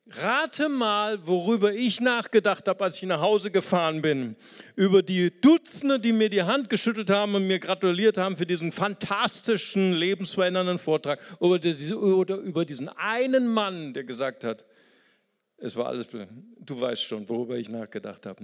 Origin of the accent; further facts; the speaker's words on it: Brazil; now in Germany; ich bin auch aus Brasilien